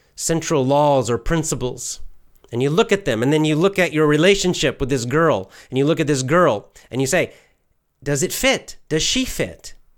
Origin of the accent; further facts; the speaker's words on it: United States; I'm American